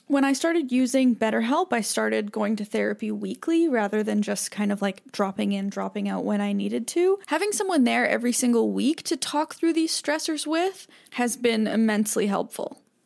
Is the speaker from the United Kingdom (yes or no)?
no; Canada; now in United States; I'm from Canada